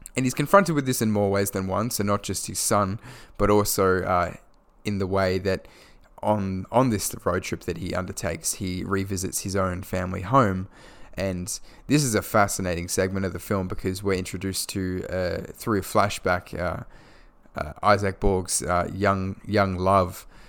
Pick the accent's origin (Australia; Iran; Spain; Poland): Australia; Perth, Western Australia; my hometown of Perth, Western Australia